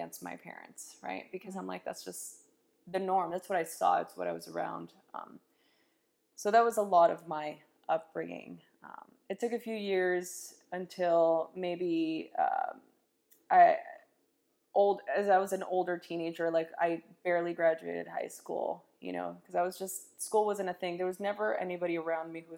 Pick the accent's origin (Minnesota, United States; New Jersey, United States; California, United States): California, United States; Los Angeles; born or raised there